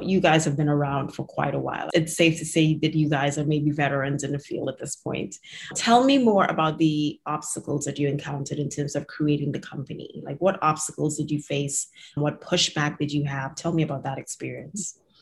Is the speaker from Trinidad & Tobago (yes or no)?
yes; Trinidad & Tobago; now in United States; I grew up in Trinidad